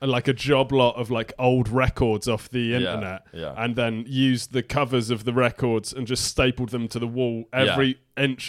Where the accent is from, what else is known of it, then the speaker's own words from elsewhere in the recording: Copthorne, South East England, United Kingdom; also born or lived in Crawley / East Grinstead; I was about 5 or 6. Then we moved to a village just outside Crawley called Copthorne.